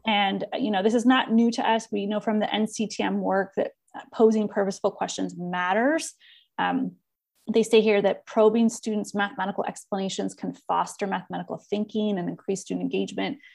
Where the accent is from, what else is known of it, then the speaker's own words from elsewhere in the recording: Southern California, United States; accent: Californian; moved away as an adult; also born or lived in Iowa; I live in my little world bubble of being from Southern California